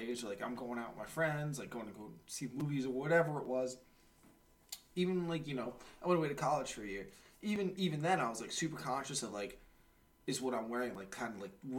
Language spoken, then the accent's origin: English; New York, United States; I'm a New Yorker, bro.